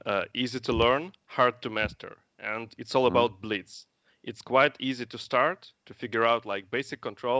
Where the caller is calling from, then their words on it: Kyiv, Kyiv City, Ukraine; Actually, I'm calling from Kiev, which is not far away from Minsk.